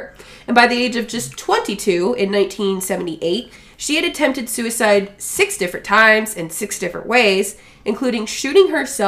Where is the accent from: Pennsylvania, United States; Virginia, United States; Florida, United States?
Florida, United States; Edgewater; my hometown of Edgewater, Florida